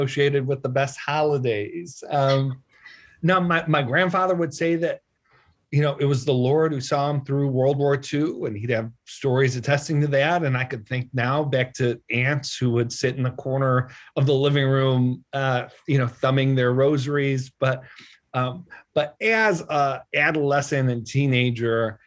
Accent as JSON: {"language": "English", "town": "Buffalo", "region": "New York", "country": "United States", "tie": "born or raised there", "said": "I grew up in Buffalo"}